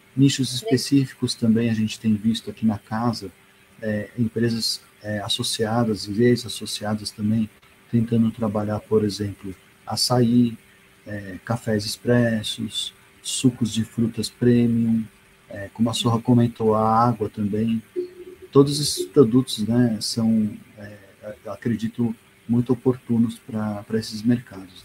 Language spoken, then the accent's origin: Portuguese; Brazil; eu sou brasileiro mesmo